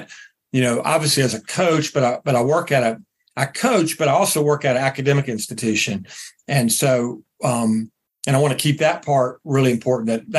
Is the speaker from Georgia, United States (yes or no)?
yes; Atlanta, Georgia, United States; also born or lived in Tennessee / Columbia, South Carolina; now in South Carolina, United States; I grew up predominantly in the Atlanta area